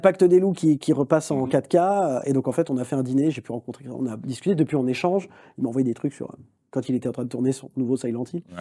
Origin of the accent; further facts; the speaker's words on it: France; Je suis français